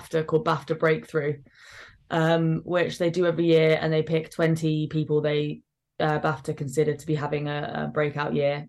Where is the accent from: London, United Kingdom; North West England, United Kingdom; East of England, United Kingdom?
London, United Kingdom; it's my home. I grew up here. I love it.